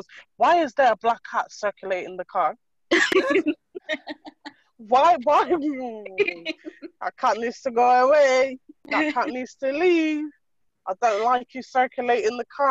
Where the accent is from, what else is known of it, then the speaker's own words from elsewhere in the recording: Ireland; moved away as an adult; now in United Kingdom; I was full on raised in Ireland on a farm milking cows. Like, I am as Irish as they get